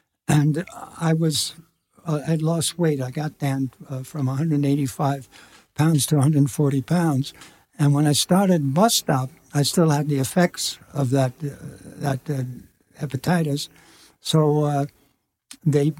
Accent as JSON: {"language": "English", "region": "New York", "country": "United States", "said": "I'm a New Yorker"}